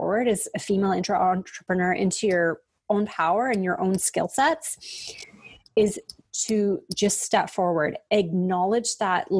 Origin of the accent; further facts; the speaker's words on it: Canada; we're Canadian